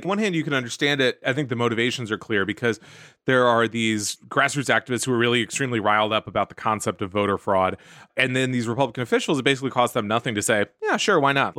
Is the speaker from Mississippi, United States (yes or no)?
no; Texas, United States; in my home state of Texas